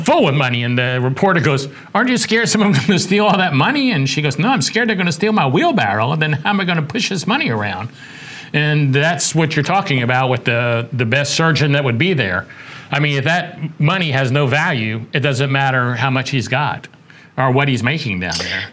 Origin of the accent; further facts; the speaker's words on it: South Carolina, United States; my hometown of south carolina